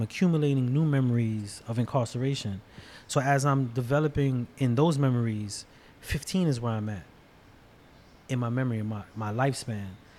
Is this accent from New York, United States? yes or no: yes; New York City, New York, United States; I grew up predominantly in Brooklyn, Bushwick, New York.